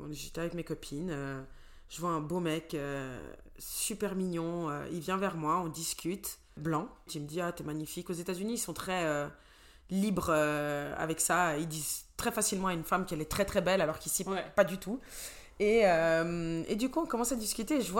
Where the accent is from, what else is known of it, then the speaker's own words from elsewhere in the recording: Angola; French is a second language; also born or lived in Cape Verde / Portugal; now in Switzerland; Alors, vu que je suis euh, angolaise, capverdienne et portugaise, ils s'arrêtent à Ah